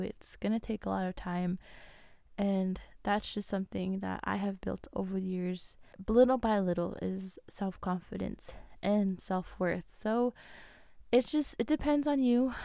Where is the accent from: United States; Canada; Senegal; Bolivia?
United States; Navajo Nation; I'm Native American, I'm Navajo